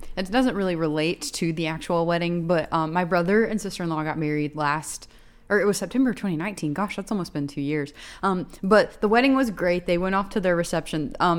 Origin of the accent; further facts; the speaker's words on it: the South, United States; growing up in the South